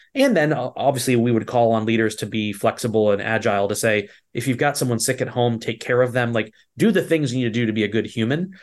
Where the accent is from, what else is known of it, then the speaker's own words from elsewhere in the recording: East Coast, United States; also born or lived in Virginia; I grew up on the East Coast